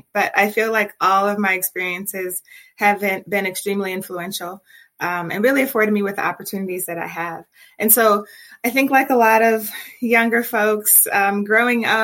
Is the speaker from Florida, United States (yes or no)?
no; Detroit, Michigan, United States; being a native Detroiter